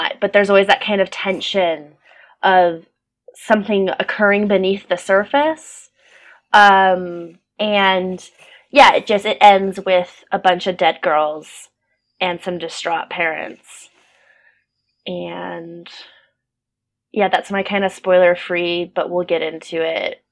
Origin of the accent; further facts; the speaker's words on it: Pasadena, California, United States; moved away as an adult; now in Manchester, United Kingdom; I'm from Pasadena, California, and that's a very affluent community